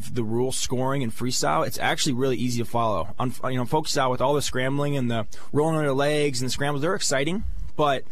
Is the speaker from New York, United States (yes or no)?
no; State College, Pennsylvania, United States; my hometown, my home fan base